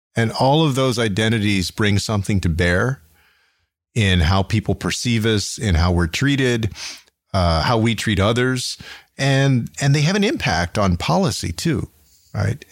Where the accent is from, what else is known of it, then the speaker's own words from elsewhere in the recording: San Antonio, Texas, United States; my hometown of San Antonio